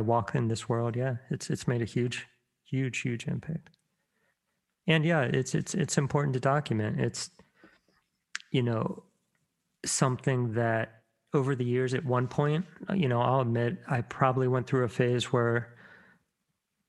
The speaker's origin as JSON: {"language": "English", "town": "Virginia Beach", "region": "Virginia", "country": "United States", "tie": "born or raised there", "said": "I grew up in Virginia Beach"}